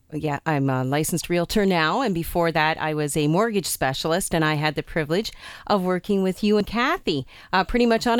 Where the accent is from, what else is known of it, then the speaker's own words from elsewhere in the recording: Amherstburg, Ontario, Canada; I too am from the community, and I grew up in Amherstburg.